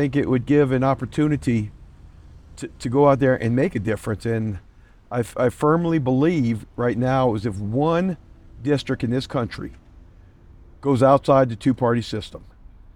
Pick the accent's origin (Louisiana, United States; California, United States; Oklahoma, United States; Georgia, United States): Louisiana, United States; moved away as an adult; now in Minnesota, United States; I was born in Louisiana originally, joined the military soon after getting out of high school